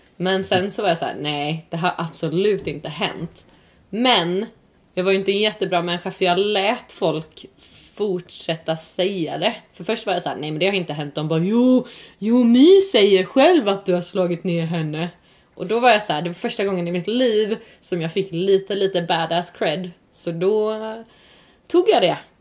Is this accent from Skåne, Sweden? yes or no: yes; Örkelljunga, Skåne, Sweden; där jag växte upp, jag växte upp i Skåne, i Örkelljunga tror jag